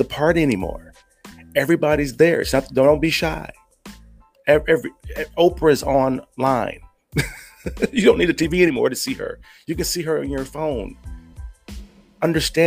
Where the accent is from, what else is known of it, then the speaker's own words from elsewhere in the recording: United States; moved away as an adult; now in Philippines; when I was from the States